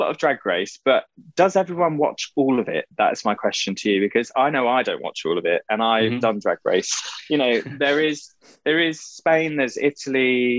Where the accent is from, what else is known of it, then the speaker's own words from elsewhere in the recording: East of England, United Kingdom; born there; I was born in Essex, grew up in the countryside. I don't really have much of an accent.